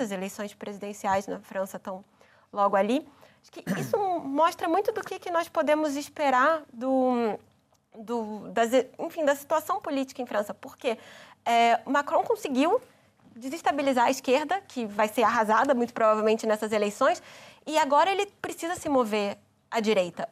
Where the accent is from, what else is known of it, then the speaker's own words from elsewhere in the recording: Brazil; como brasileira